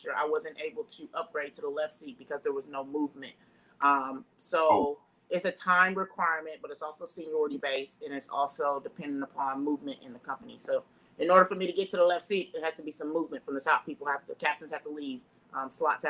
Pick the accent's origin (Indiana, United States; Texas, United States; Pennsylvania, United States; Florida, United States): Indiana, United States; Jeffersonville; I grew up in the Midwest, Jeffersonville, Indiana.